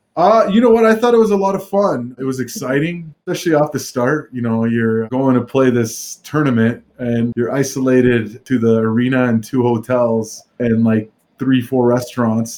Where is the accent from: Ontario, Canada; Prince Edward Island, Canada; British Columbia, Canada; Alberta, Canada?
British Columbia, Canada; Vancouver; now in Calgary, Canada; in Vancouver, in my hometown